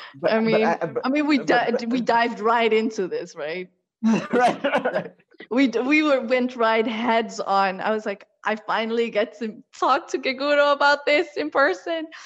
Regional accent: The Hague, South Holland, Netherlands; also born or lived in Morocco; the little town I grew up in in the Netherlands

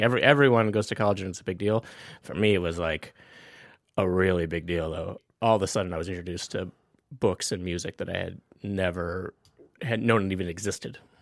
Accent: Napoleon, North Dakota, United States; moved away; I grew up in a really small town, a remote little place called Napoleon, North Dakota

